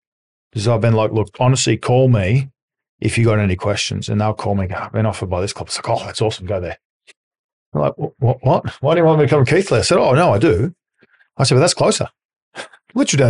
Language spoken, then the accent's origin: English; Australia; accent: Australian; moved away; I'm Australian, so I've got a different accent.